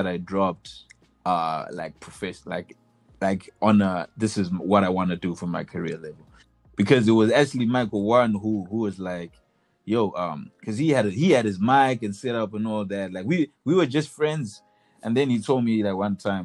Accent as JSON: {"language": "English", "country": "Zimbabwe", "said": "we're from Zimbabwe"}